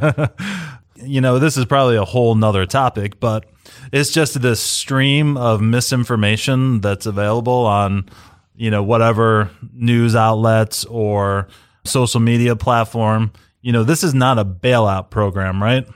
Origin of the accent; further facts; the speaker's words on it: United States; we're all American.